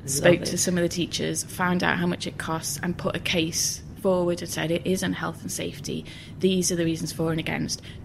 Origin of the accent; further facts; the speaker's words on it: Liverpool, North West England, United Kingdom; I grew up in West Everton in Liverpool in the 80s